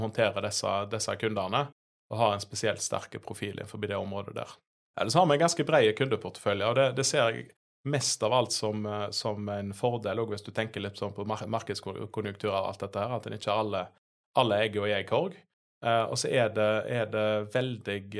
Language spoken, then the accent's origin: Norwegian; Sveio, Vestland, Norway; moved away as an adult; also born or lived in Bergen / Oslo; jeg er jo fra, fra Høgalandet. Eh, oppvokst i, i Sveio